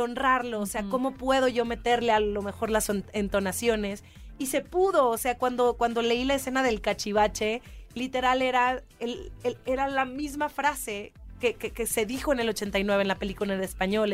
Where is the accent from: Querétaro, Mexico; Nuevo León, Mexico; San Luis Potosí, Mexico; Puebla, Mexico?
Nuevo León, Mexico; Monterrey; moved away; yo, yo nací en Monterrey